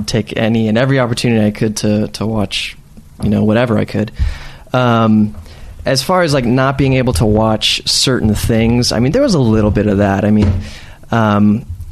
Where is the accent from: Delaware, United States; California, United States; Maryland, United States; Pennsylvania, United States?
California, United States; San Diego; moved away; also born or lived in Los Angeles; Born and raised in San Diego, California, America's finest city